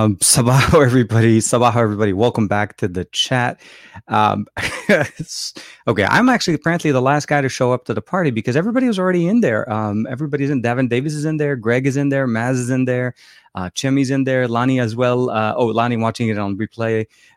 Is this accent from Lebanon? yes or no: yes; Lebanon; born there; English is a second language; So I was born in Lebanon and I speak Arabic, French, and English fluently.